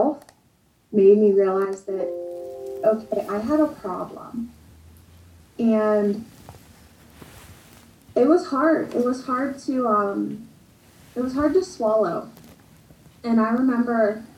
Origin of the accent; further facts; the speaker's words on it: Western Pennsylvania, United States; I'm from Western PA